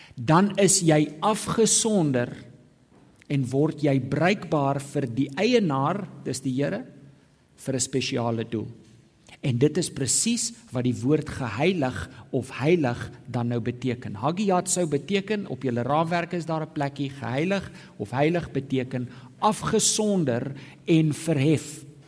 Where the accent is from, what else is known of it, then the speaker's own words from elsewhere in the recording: South Africa; moderne Afrikaner protestante